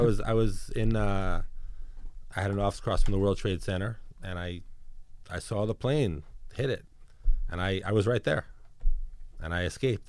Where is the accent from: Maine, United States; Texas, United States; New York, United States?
New York, United States; New York City; moved away; also born or lived in Georgia / New Jersey; I'm born and raised in New York City. I grew up in Brooklyn.